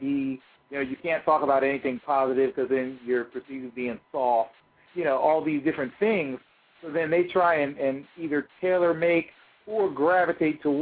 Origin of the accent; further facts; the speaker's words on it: York, Pennsylvania, United States; moved away as an adult; also born or lived in New England; the home where I grew up in York, Pennsylvania.